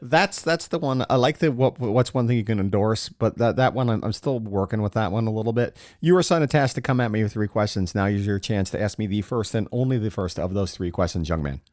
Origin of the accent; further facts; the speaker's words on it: Florida, United States; I grew up in Florida